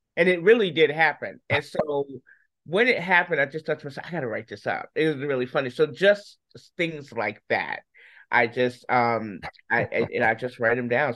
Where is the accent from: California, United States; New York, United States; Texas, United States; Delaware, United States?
New York, United States; I'm a New Yorker, so we just naturally talk fast.